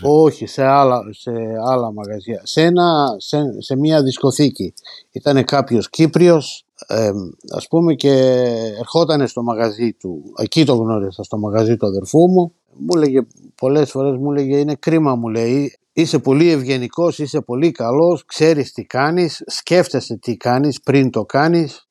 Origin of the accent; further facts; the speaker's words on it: Margariti, Epirus, Greece; moved away as an adult; now in Northampton, United Kingdom; Ήρθα από Μαργαρίτη πρωτίας κατευθείαν Ορθάμπτον